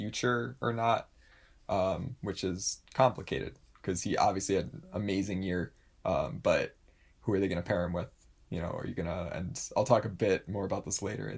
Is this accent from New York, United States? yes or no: yes; New York, United States; I'm the New Yorker